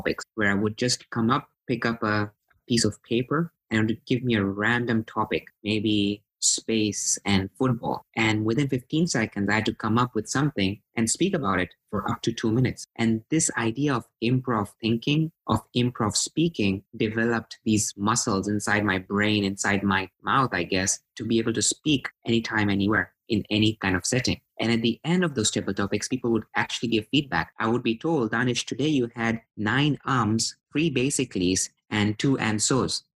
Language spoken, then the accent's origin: English; Tanzania; moved away as an adult; also born or lived in Pakistan; now in United States; I'm born in Pakistan. I grew up in Tanzania, which is in East Africa.